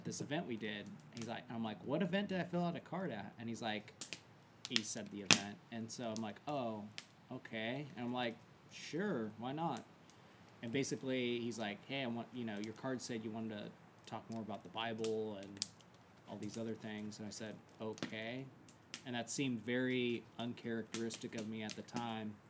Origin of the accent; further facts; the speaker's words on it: Ellensburg, Washington, United States; I got into college at the same university that was in my hometown, so Central Washington University